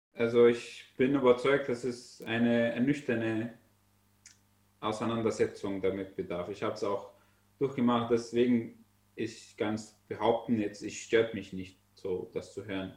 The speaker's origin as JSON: {"language": "German", "country": "Syria", "second_language": "German", "moved": "as an adult", "said": "Ich komme aus Syrien, ich bin Flüchtling."}